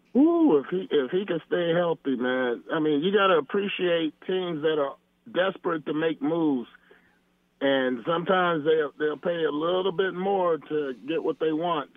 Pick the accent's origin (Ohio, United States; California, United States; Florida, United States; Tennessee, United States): California, United States; Camarillo; I grew up here in Camarillo, love it here